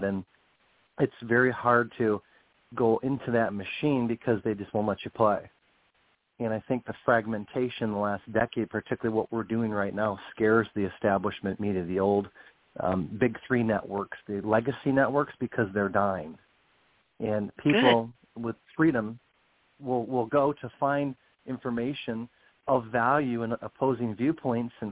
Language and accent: English; United States; I as an American citizen